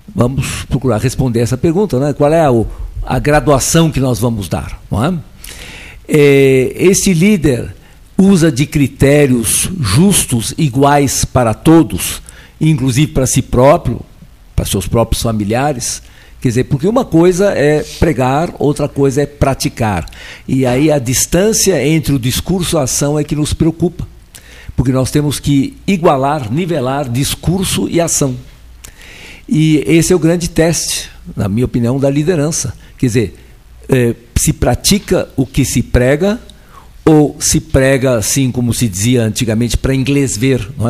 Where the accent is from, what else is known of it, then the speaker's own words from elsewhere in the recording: Brazil; also born or lived in Switzerland; Eu não sou brasileiro, eu nasci na Suíça, vim para o Brasil com seis anos de idade